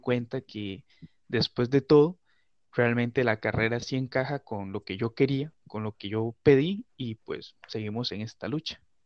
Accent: San Carlos, Río San Juan, Nicaragua; yo soy nicaragüense, por gracia de Dios. soy del departamento de Río San Juan, del municipio de San Carlos

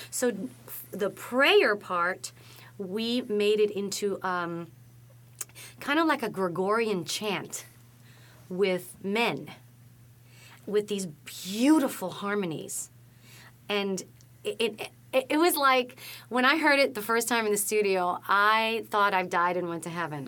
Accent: New York City, New York, United States; I'm from the Bronx

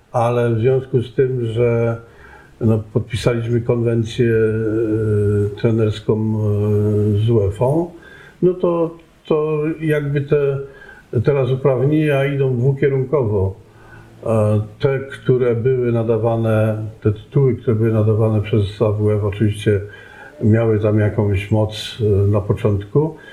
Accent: Żywiec, Silesian Voivodeship, Poland; moved away; also born or lived in Canada; urodziłem się w Żywcu

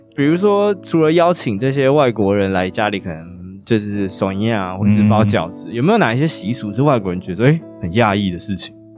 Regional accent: Taiwan; moved away as an adult; also born or lived in Belgium; 我们就是台湾人，然后出国在外

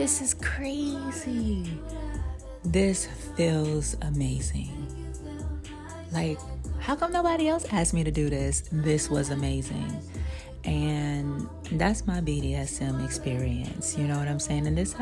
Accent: New York City, New York, United States; I'm from Brooklyn

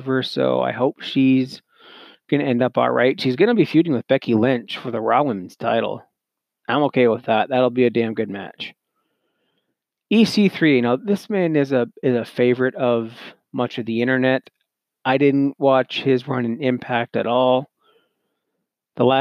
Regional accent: Canada; being a Canadian myself

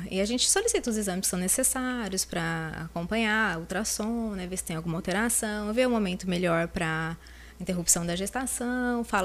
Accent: Lins, São Paulo, Brazil; De Lins, eu sou de Lins.

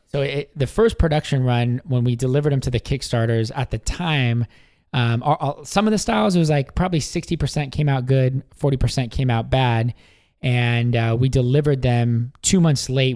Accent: Washington, United States; moved away as an adult; also born or lived in San Diego, California; moved back home to uh, Washington State

